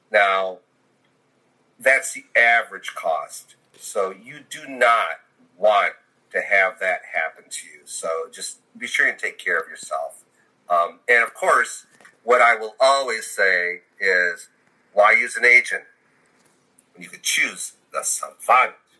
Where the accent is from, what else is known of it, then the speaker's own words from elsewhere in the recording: Michigan, United States; moved away; also born or lived in Texas; I grew up in the north. I grew up in Michigan